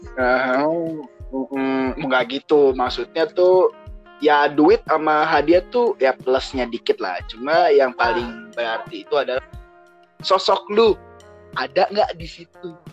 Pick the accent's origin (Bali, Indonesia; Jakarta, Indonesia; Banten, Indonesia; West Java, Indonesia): Jakarta, Indonesia; Gue dari Jakarta. Gue di Jakarta.